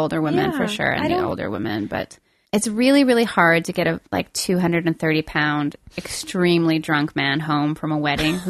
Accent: Quebec, Canada; we grew up in Quebec

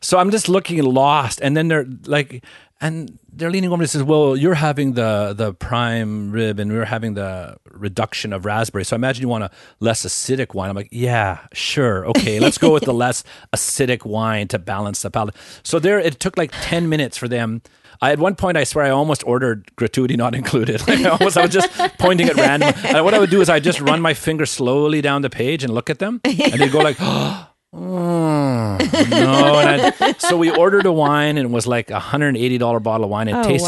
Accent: Northern Alberta, Canada; moved away; also born or lived in Quebec; I grew up in Northern Alberta.

